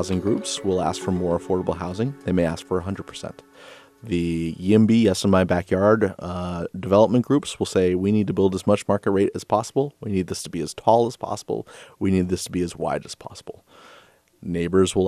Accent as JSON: {"language": "English", "town": "San Francisco", "region": "California", "country": "United States", "tie": "born or raised there", "said": "I was born and raised in San Francisco"}